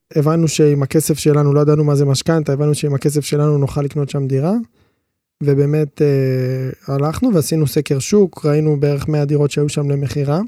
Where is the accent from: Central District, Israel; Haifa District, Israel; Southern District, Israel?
Southern District, Israel; Ashdod; אנחנו גדלנו באשדוד